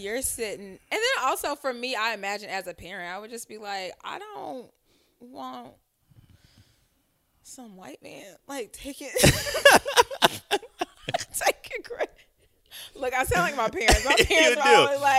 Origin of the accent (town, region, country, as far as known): Lithonia, Georgia, United States; born or raised there